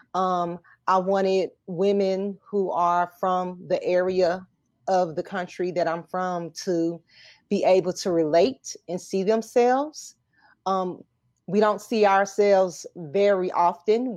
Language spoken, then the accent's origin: English; Arkansas, United States; I'm from Arkansas